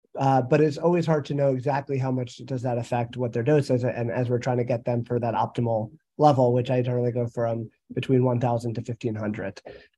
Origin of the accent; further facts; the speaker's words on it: New Jersey, United States; from New Jersey.